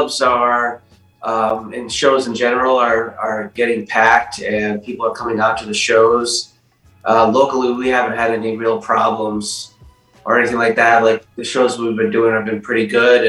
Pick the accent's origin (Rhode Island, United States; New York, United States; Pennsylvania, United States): Rhode Island, United States; now in Florida, United States; I did a hometown show. I'm originally from Rhode Island